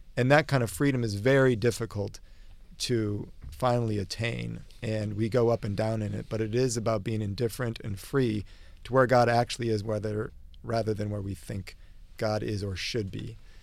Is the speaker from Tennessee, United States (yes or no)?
no; Omaha, Nebraska, United States; I come from Omaha